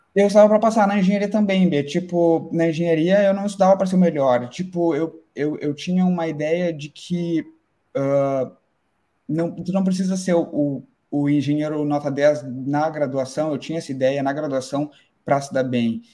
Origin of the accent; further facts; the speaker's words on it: Pelotas, Rio Grande do Sul, Brazil; moved away as an adult; now in Ireland; sou do, do, sul, do Rio Grande do Sul, de Pelotas